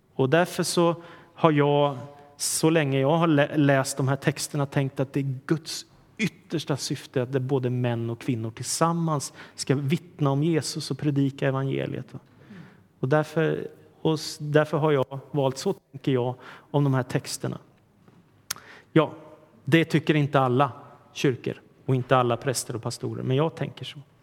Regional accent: Sweden; vi svenskar

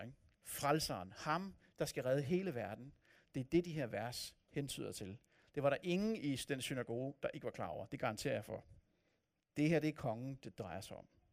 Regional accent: north of Copenhagen, Capital Region of Denmark, Denmark; now in Odense, Denmark; Jeg voksede op nord for København, og opfatter mig selv som københavner

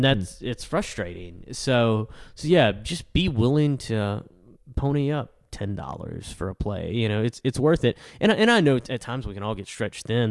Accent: El Dorado, Arkansas, United States; I'm from El Dorado

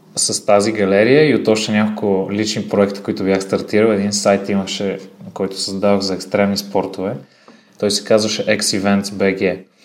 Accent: Sofia, Sofia City, Bulgaria; съм роден в София на 27 години съм

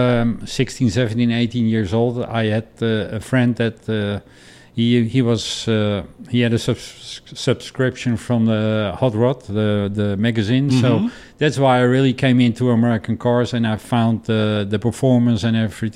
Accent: Amsterdam, North Holland, Netherlands; moved away; I'm born and raised in Amsterdam

